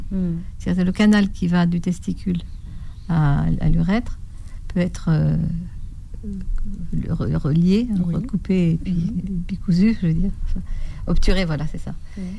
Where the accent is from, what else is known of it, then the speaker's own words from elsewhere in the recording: Paris, Île-de-France, France; also born or lived in Bordeaux; Parisienne, hein, de, j'ai fait mes études à Saint-Antoine, hein, donc je suis une